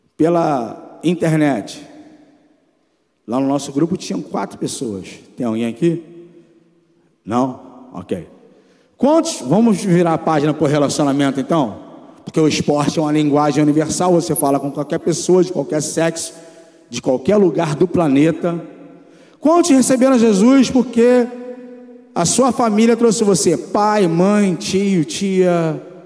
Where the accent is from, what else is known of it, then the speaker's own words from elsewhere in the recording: Rio de Janeiro, Brazil; Eu nasci ali no Jacarezinho. Onde já ouviram falar no Jacarezinho? Ali no Rio de Janeiro, dentro de uma favela